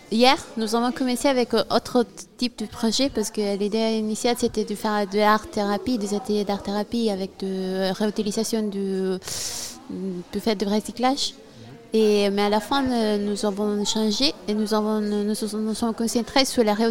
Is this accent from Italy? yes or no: yes; Italy; Oui, je viens d'Italie